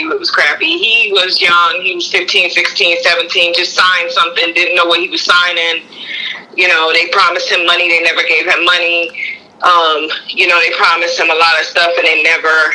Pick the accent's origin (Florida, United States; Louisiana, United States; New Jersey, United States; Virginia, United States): New Jersey, United States; now in Raleigh, United States; I'm from Jersey originally